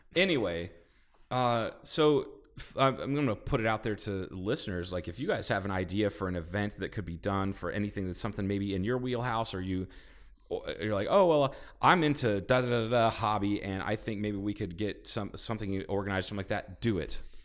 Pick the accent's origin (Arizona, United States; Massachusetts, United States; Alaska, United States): Arizona, United States; Kingman; my hometown